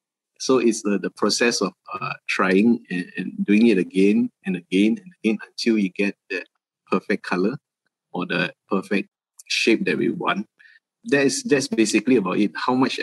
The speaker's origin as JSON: {"language": "English", "country": "Malaysia", "said": "just basically being Malaysian. So we thought that was one of the most important thing that we all, it's the everyday things that we see in Malaysia"}